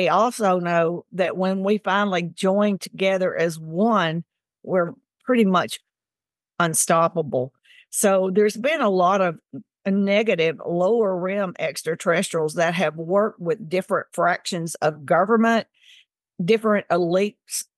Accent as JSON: {"language": "English", "region": "Tennessee", "country": "United States", "tie": "born or raised there", "moved": "yes", "lives_now": "Mississippi, United States", "said": "I grew up in Tennessee and now I live in Mississippi."}